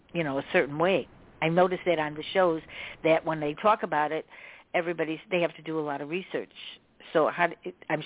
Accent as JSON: {"language": "English", "town": "Chicago", "region": "Illinois", "country": "United States", "said": "I'm from Chicago"}